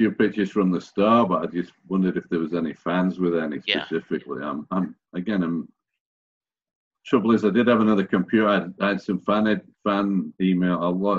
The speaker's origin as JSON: {"language": "English", "town": "Sheffield", "region": "Yorkshire and the Humber", "country": "United Kingdom", "said": "So I'm from Sheffield"}